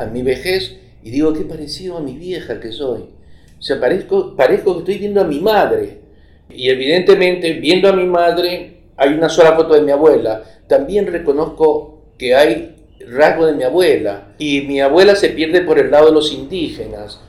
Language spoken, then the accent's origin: Spanish; Argentina; now in Ecuador; a nosotros nos invitan como argentinos a Europa